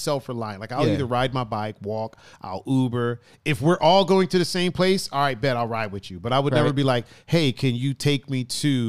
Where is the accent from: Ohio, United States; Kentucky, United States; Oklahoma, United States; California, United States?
Ohio, United States; Well, we're coming from Illinois in Indiana, going to Ohio, which we call home.